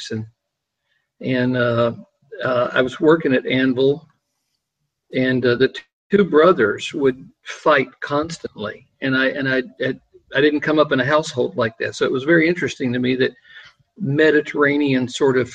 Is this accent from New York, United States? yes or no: no; near Chattanooga, East Tennessee, United States; moved away as an adult; now in California, United States; I grew up in East Tennessee, just outside of Chattanooga, Tennessee